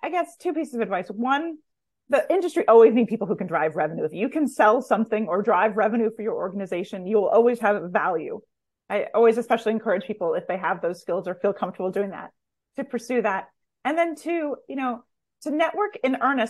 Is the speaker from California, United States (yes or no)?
yes; California, United States; now in New York, United States; I grew up in California and live in New York